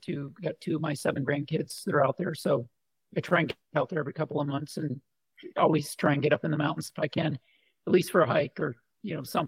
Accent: Colorado, United States; I consider Colorado home. I spent 26 years out there. So, I mean, loved the mountains and skiing and motorcycle riding and flew sailplanes for 10 years out of Boulder

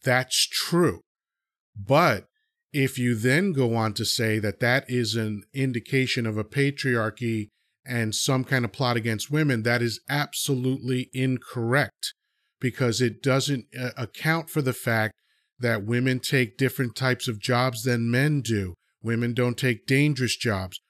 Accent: United States; also born or lived in Dominican Republic; I was, uh, born there, and I was moved to America, uh, when I was two. So I've been in America fifty-seven years now

